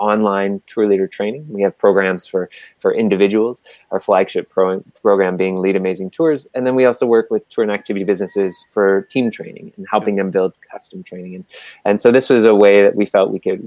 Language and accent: English; Halifax, Nova Scotia, Canada; I grew up in Halifax, Nova Scotia